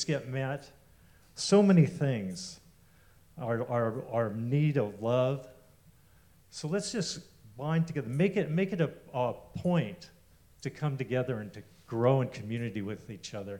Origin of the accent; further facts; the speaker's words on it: Eureka, California, United States; I grew up in Eureka, about 4 hours north of here